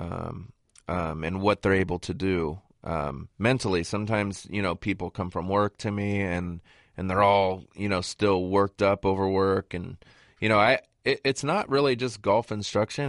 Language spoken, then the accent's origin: English; Southern California, United States; growing up in Southern California